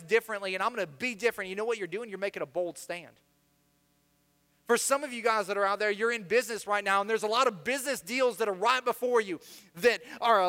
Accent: Florida, United States; also born or lived in Midwest; I spent most of my time in the South, specifically on the other coast of Florida

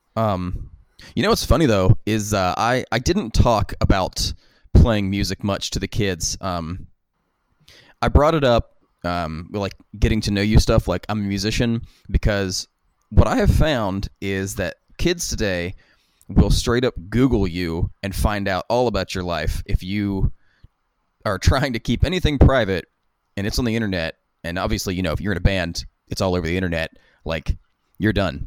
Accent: West Virginia, United States; kids growing up in West Virginia, all we had to do was skateboard and play music

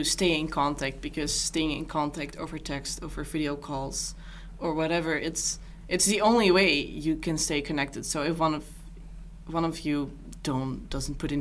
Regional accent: Netherlands; moved away as an adult; now in Seoul, South Korea; I'm from the Netherlands, and I'm here on an exchange

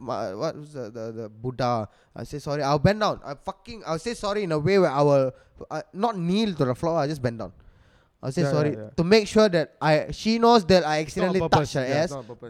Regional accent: India; Like, I fucking love myself being an Indian.

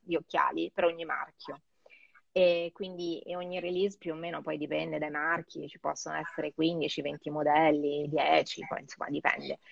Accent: Rome, Lazio, Italy; moved away as an adult; also born or lived in Geneva; now in Milan, Italy; E poi sono tornata a Roma, eh, appunto io sono romana, quindi sono tornata a casa

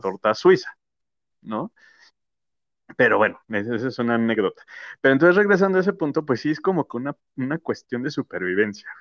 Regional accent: Mexico; also born or lived in United States; now in Mexico City, Mexico; nosotros como mexicanos

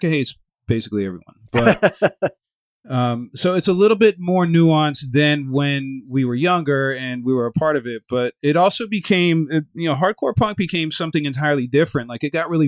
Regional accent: Miami, Florida, United States; I grew up in Miami, which is a multicultural city

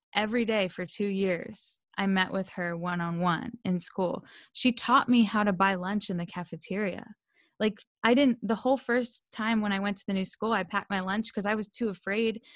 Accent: Delaware, United States; moved away; also born or lived in Pennsylvania; I grew up in Delaware, and we moved to Pennsylvania because I needed a new environment

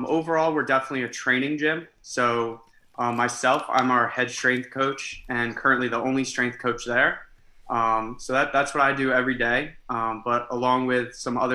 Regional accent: Easton, Pennsylvania, United States; moved away as an adult; now in New Jersey, United States; I'm from Easton, Pennsylvania.

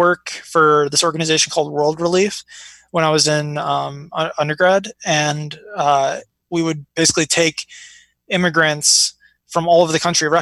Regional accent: Chicago, Illinois, United States; also born or lived in Iraq; now in New York, United States; I was born in Iraq. I moved here with my family during the Gulf War, and it's always been weird for me because I grew up in like the north side of Chicago

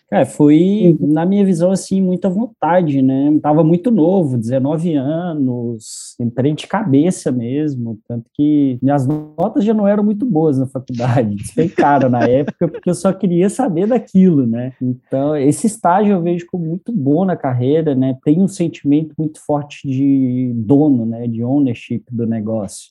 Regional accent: Lagoa Dourada, Minas Gerais, Brazil; moved away as an adult; also born or lived in São Paulo; now in Florianópolis, Brazil; sou mineiro, sou do interior de Minas, uma cidadezinha que se chama Lagoa Dourada

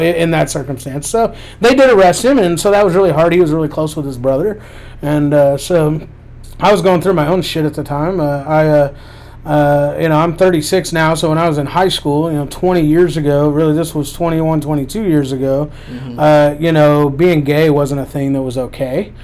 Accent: Lexington, Kentucky, United States; also born or lived in North Carolina; I was born in Lexington. I've lived here most of my life

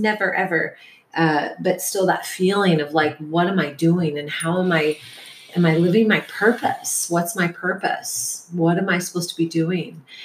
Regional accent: Detroit, Michigan, United States; moved away as an adult; also born or lived in Portland / San Francisco; now in San Diego, United States; the generation I was raised in in Detroit

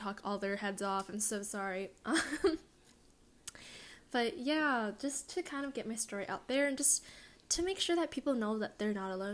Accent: California, United States; also born or lived in East Coast; an Asian American girl growing up in California. Like, I live in SoCal

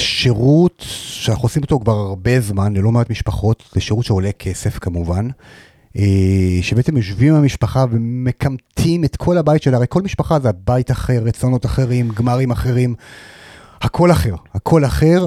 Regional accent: Hadera, Haifa District, Israel; אני בן 45, מחדרה, נשוי, פלוס שלושה

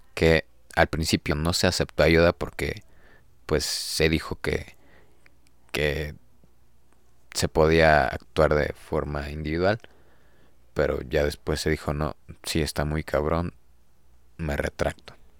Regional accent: Mexico City, Mexico; los que somos de aquí de la Ciudad de México zonas cercanas

